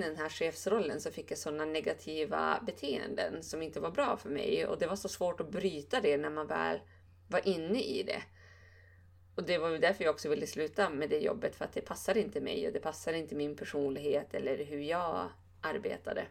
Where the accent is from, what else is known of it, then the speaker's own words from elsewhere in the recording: Bjurholm, Västerbotten County, Sweden; umgicks väldigt mycket med mina föräldrar hemma i Bjurholm